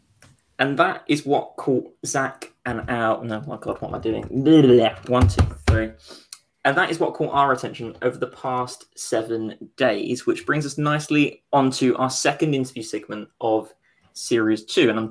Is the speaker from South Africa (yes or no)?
no; United Kingdom; I'm from Essex when something good happens and East London when something bad happens.